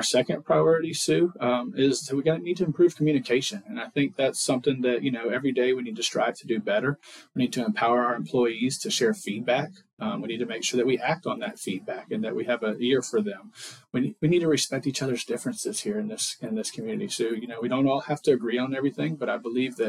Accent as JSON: {"language": "English", "area": "Leon County", "region": "Florida", "country": "United States", "tie": "born or raised there", "said": "I was born and raised here in Leon County."}